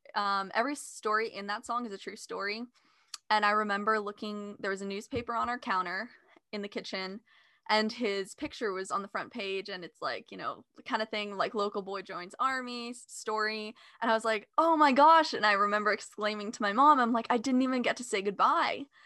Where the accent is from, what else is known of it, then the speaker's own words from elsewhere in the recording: California, United States; I grew up in California